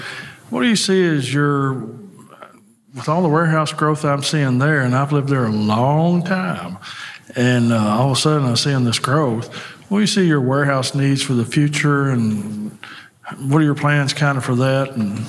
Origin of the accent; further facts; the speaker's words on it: Bardstown, Kentucky, United States; I'm from Bardstown, Kentucky.